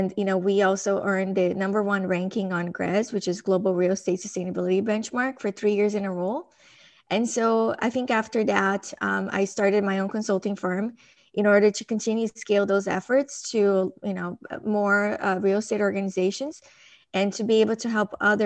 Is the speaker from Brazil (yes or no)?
yes; Brazil; moved away; I grew up in Brazil, and I think that my early childhood influenced a lot of like who I am today